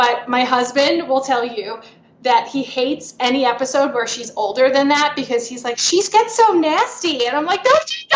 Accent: New York, United States; I'm from New York

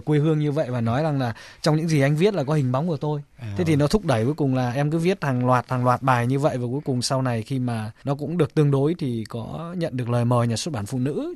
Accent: Bac Giang, Vietnam; moved away as an adult; also born or lived in Japan; quê hương em là một làng nhỏ nằm ở ven bờ sông Thương ở tỉnh Bắc Giang

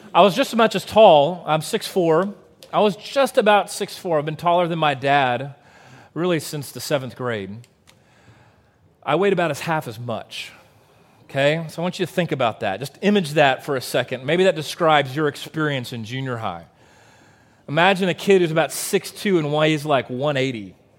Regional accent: Waco, Texas, United States; growing up in Central Texas

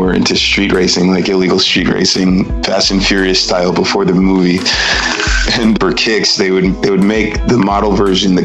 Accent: Pasadena, California, United States; moved away as an adult; now in Reinach, Switzerland; I grew up in Pasadena

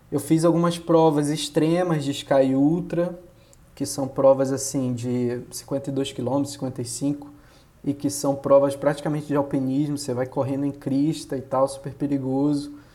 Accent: Belém, Pará, Brazil; moved away as an adult; now in Rio de Janeiro, Brazil; eu sou de Belém, que não é um lugar que, que tem montanha, né? Belém é no meio da Amazônia lá

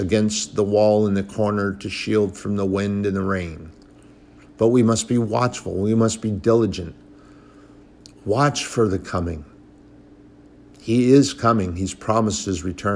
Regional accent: United States; I'm a patriot. I'm an American

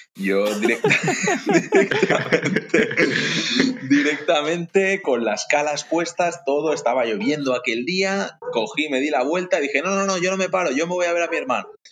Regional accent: Ibiza, Balearic Islands, Spain; soy de Ibiza concretamente

